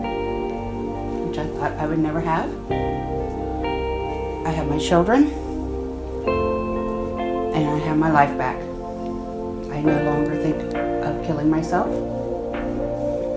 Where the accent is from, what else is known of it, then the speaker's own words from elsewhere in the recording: Newark, United States; I am from Newark